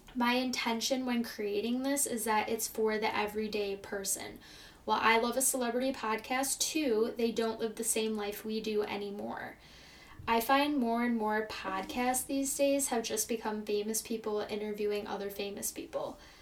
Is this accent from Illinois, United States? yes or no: yes; Chicago, Illinois, United States; also born or lived in California; I'm from Chicago, Illinois, and I've lived here my entire life.